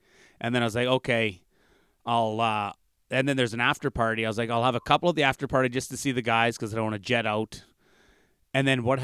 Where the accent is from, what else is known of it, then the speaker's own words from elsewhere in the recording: Canada; as a Canadian in the northern bush